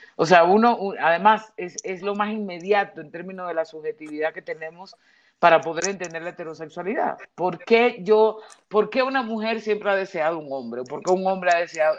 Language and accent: Spanish; Dominican Republic; moved away; dos caribeñas dominicanas seamos